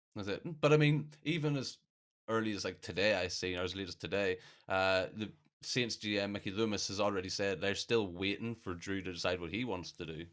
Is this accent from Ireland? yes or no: yes; Ireland; I'm Irish, so we're expected to just know a lot about rugby